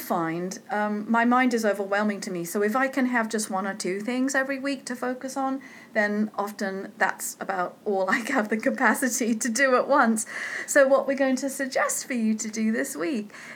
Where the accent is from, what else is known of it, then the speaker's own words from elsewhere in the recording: United Kingdom; I'm British.